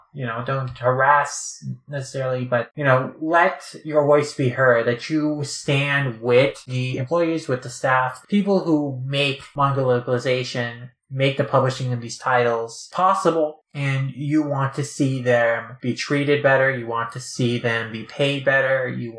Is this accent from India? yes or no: yes; India; growing up in India, you know, Shin-chan is very popular there.